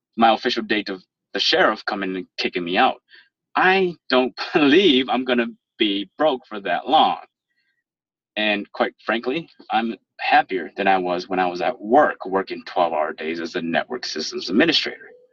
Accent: Minnesota, United States; born or raised there; accent: proper professional accent

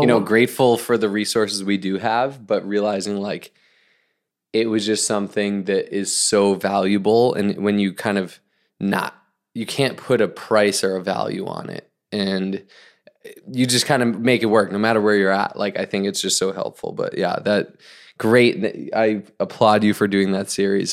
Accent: Northeast, United States; now in Orange County, United States; I grew up in the Northeast

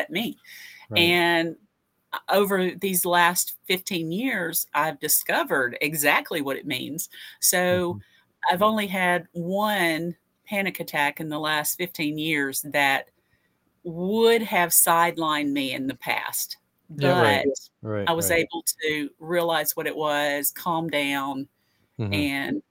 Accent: Fayetteville, Tennessee, United States; I'm author from Fayetteville, Tennessee.

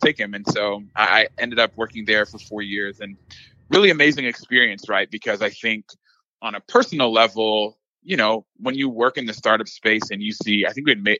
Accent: Dallas, Texas, United States; So I am originally from the Dallas area. So

